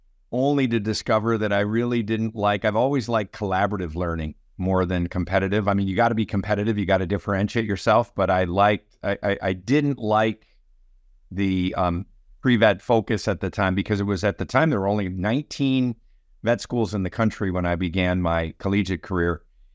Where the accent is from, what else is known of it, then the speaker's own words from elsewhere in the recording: Green Bay, Wisconsin, United States; So I was living in Wisconsin. I grew up in Green Bay, and many of my family members were farmers